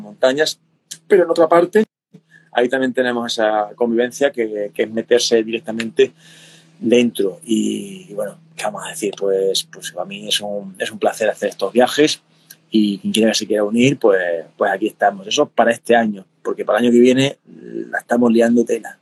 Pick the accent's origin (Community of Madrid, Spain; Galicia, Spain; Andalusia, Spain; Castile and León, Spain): Andalusia, Spain; Cádiz; en mi tierra, del sur de, Andalucía, de España, de, Cádiz